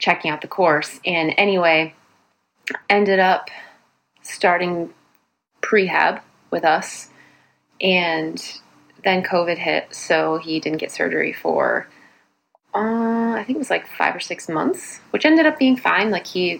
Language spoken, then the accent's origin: English; New Jersey, United States; now in Boston, United States; I hail originally from New Jersey